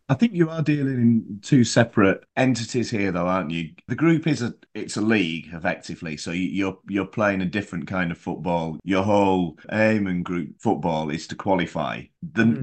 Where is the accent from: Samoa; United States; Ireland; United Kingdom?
United Kingdom; England; Being English